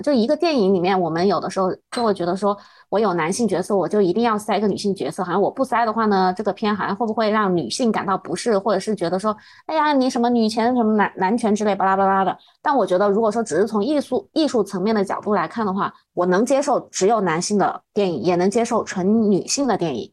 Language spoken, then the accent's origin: Chinese; China; 我们大陆这边